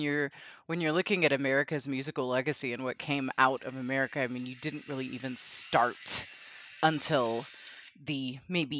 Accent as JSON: {"language": "English", "country": "United States", "tie": "born or raised there", "said": "those of us who are American and, you know, we're born and raised in the United States"}